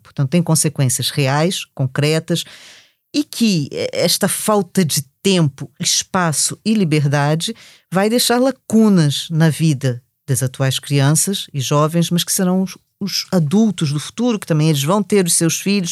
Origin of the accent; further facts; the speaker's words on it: Rio de Janeiro, Brazil; accent: Brazilian; now in Lisbon, Portugal; com esse sotaque vocês já perceberam que sou do Brasil